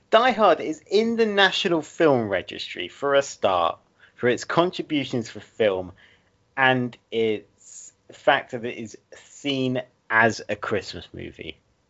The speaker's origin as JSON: {"language": "English", "area": "Essex", "region": "East of England", "country": "United Kingdom", "accent": "Essex", "moved": "yes", "said": "We're from very opposite ends of Britain. Like, I'm not from where I live. I'm from Essex, which is very much south of where I actually live."}